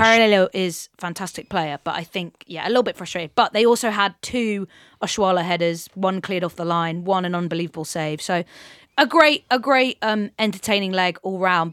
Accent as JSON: {"language": "English", "region": "England", "country": "United Kingdom", "said": "we as English, uh, football nerds"}